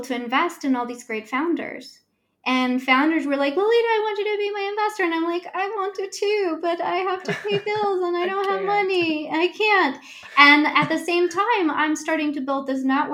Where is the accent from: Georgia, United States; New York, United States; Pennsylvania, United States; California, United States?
California, United States; Los Angeles; growing up in South Central